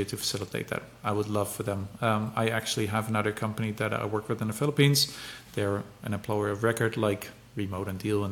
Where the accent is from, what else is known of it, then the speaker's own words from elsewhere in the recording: Netherlands; I'm from the Netherlands